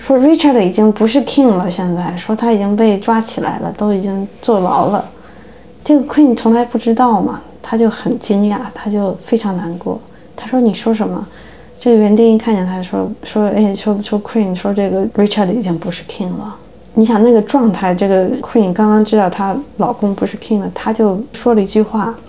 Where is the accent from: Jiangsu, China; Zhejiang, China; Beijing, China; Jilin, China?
Beijing, China; first language Chinese; moved away as an adult; now in United States; 我是中国人，对吧？我因为生在中国，长在中国，但我现在是美国人，因为我拿美国护照。我是移民